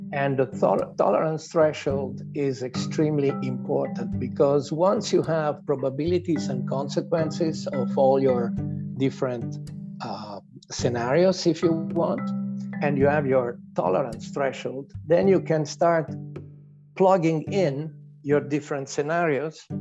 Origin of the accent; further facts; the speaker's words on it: Italy; accent: Italian; English is a second language; also born or lived in Switzerland; now in Canada; as my accent States, I, I am of Italian origins, although I'm now a proud Canadian since many, many years